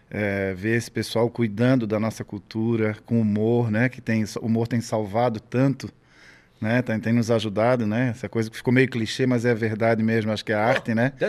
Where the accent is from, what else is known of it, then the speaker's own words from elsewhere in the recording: Florianópolis, Santa Catarina, Brazil; Florianópolis, no bairro chamado Saco Grande, hoje é João Paulo.